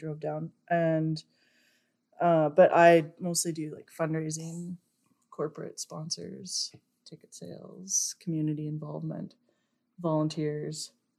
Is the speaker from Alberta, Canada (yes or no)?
no; Eston, Saskatchewan, Canada; moved away as an adult; I was born and raised in Eston.